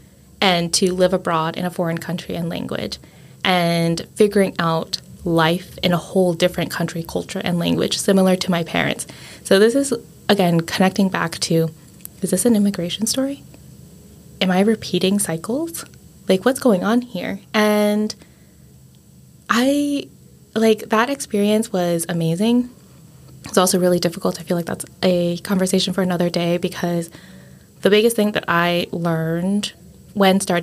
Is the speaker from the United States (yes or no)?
yes; United States; also born or lived in Richmond / Spain; I was born only in the United States